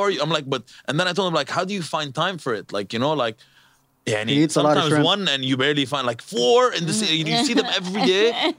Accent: Lebanon; where are you from? I'm like, Lebanon.

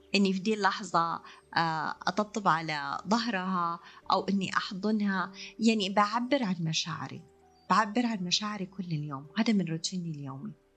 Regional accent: Riyadh, Riyadh Province, Saudi Arabia; عندنا في الرياض

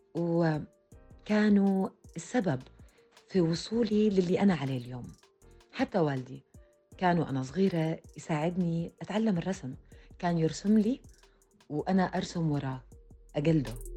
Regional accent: Jordan; رسامة كاريكاتير أردنية

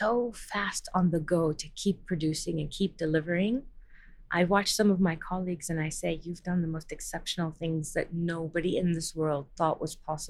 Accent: Washington, District of Columbia, United States; moved away; I grew up in Washington, D.C.

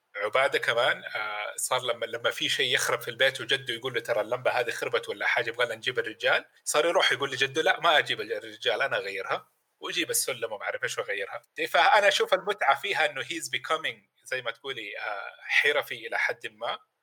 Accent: Mecca, Makkah Province, Saudi Arabia; انا ولد مكه

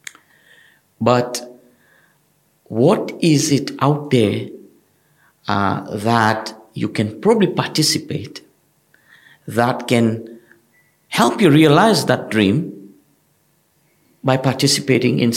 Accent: Tanzania; also born or lived in United Kingdom; now in United Arab Emirates; I'm originally from East Africa, from Tanzania.

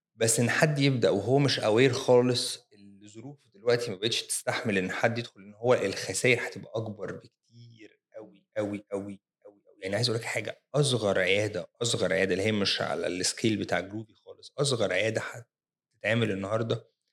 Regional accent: Egypt; احنا كمصريين

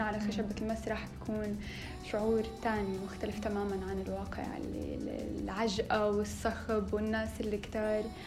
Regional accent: Syria; moved away as an adult; also born or lived in Homs / Damascus / Manchester; انا من سوريا من آه، نصي حمصي ونصي من الشام

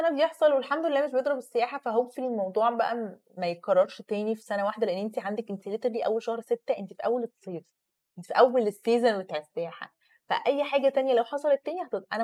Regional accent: Egypt

